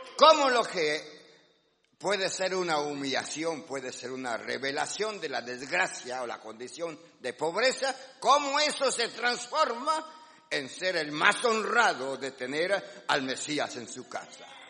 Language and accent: Spanish; Guatemala; los que somos de Guatemala